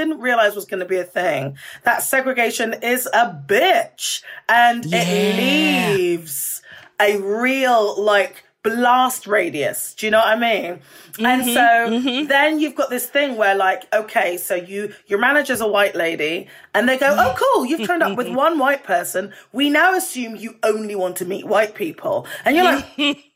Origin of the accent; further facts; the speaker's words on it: United Kingdom; moved away as an adult; now in United States; as a Brit